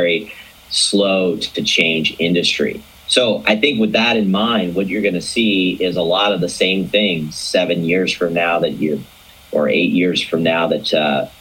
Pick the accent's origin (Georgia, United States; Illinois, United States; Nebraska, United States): Georgia, United States; Atlanta; I'm originally from Atlanta